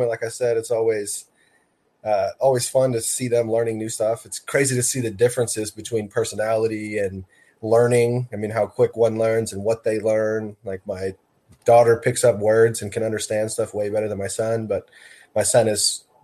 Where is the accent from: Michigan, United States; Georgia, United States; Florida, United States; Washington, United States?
Washington, United States; Seattle; born and raised in Seattle, Washington.